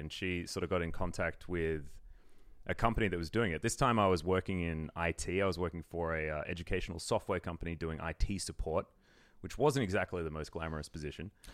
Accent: Melbourne, Victoria, Australia; moved away as an adult; also born or lived in Sydney; I'm originally from Melbourne.

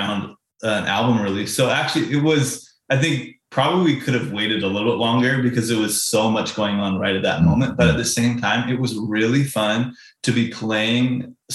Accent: Canada; I'm Canadian

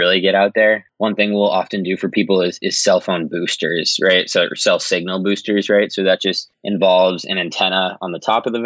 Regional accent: Massachusetts, United States; I'm from Massachusetts

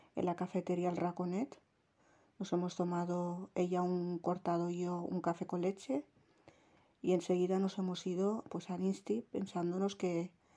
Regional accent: Jávea, Valencian Community, Spain; accent: Valencian; Me han dicho que tengo el acento valenciano. Sí que es verdad porque yo me he criado aquí, en un pueblo de la provincia de Alicante que se llama Javea.

